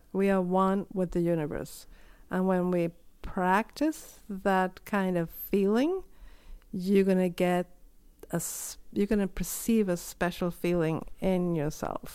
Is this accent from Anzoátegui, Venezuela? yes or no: yes; Puerto La Cruz, Anzoátegui, Venezuela; moved away as an adult; also born or lived in Trinidad; now in Prince Edward Island, Canada; my hometown, which is Puerto La Cruz